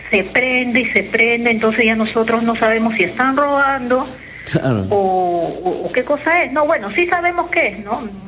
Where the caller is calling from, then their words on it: Callao, Peru; Del Callao.